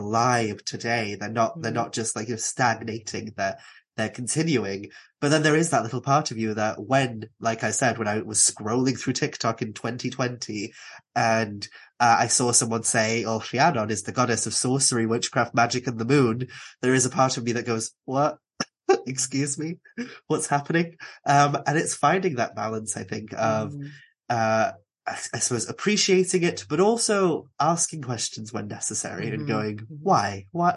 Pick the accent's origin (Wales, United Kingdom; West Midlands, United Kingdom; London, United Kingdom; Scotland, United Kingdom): Wales, United Kingdom; Aberffraw; I grew up in Anglesey